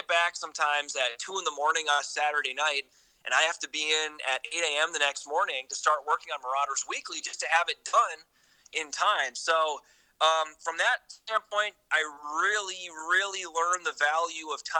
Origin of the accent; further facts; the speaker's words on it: Hinckley, Minnesota, United States; moved away as an adult; also born or lived in Bismarck, North Dakota / Duluth, Minnesota; now in Madison, United States; My parents, in my hometown, we mainly get the Twin Cities news stations